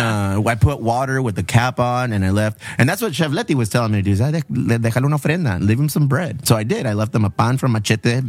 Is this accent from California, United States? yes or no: yes; Bonita, California, United States; I grew up in Bonita